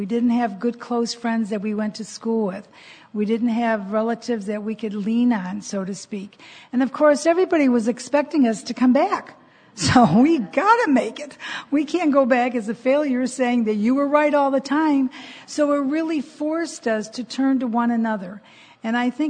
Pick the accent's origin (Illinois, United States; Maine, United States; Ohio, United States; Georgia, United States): Illinois, United States; Chicago; moved away as an adult; also born or lived in San Diego; we were born and raised in Chicago, went to San Diego.